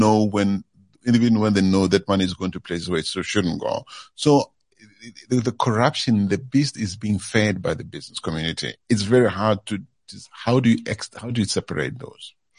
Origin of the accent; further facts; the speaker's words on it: South Africa; moved away as an adult; we are South African, we are diverse whether we like it or not